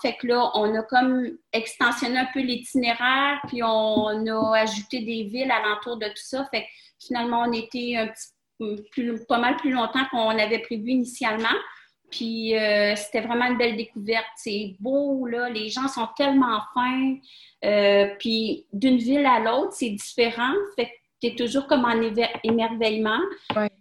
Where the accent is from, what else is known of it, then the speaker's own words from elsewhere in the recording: Quebec, Canada; moved away as an adult; also born or lived in Bahrain; chez nous au Québec